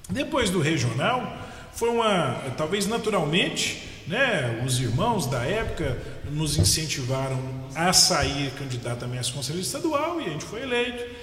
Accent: Paracatu, Minas Gerais, Brazil; also born or lived in Araxá; eu nasci em Araxá, sou mineiro, facilmente dá para ver isso pelo sotaque, e com nove anos de idade eu mudei para a cidade de Paracatu.

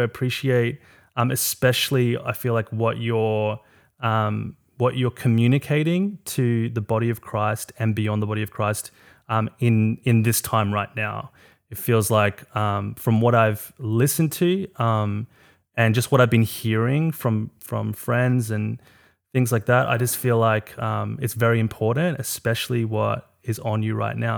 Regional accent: South Africa; I'm from South Africa

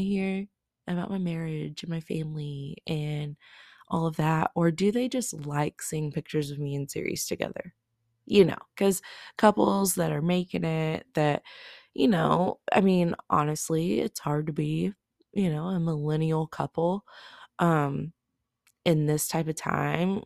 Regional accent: Oklahoma, United States; I am from Oklahoma

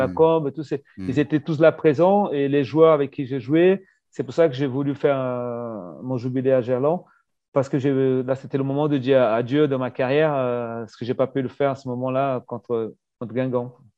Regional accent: Brazil; moved away; en tant que Brésilien pour le permis de travail

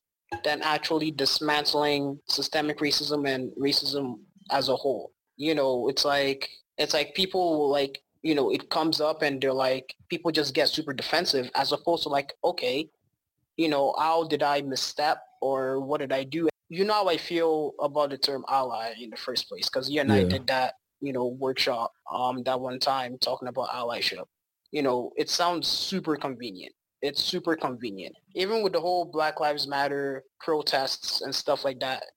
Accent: Nigeria; moved away; As a Nigerian

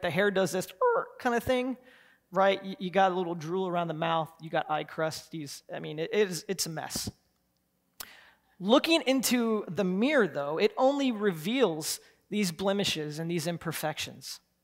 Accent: Columbus, United States; I grew up in Columbus

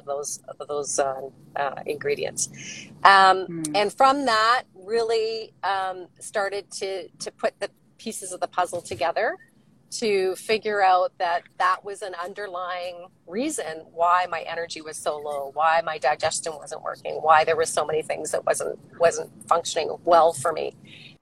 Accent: Waterloo, Ontario, Canada; moved away as an adult; also born or lived in West Coast; I grew up in Ontario. I'm from Waterloo originally, and lived there really until my husband and I moved out to the West Coast in the early 90s.

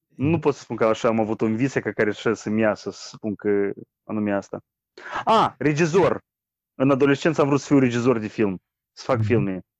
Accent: Moldova; Noi moldovenii

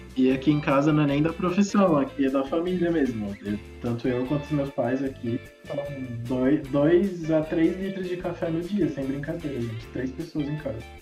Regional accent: Brazil; also born or lived in Minas Gerais / Brasília; eu cresci aqui em Minas e Brasília, os dois cerrados, piqui tem, tipo, no quintal de casa

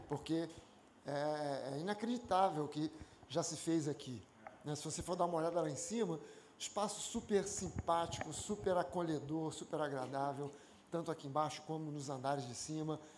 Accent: Rio de Janeiro, Brazil; eu nasci na Tijuca, né? na, na, na usina, sou carioca da Gema

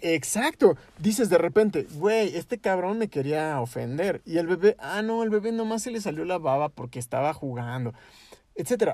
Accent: Mexico; yo vengo de México

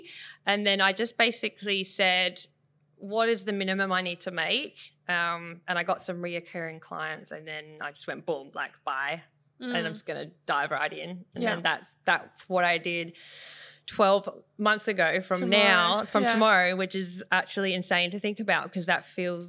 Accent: Bunbury, Western Australia, Australia; Actually, it even goes back to when I'm from Bunbury. I grew up in mm-hmm. the Southwest Bunbury, and I would enter like photo competitions mm-hmm. down there

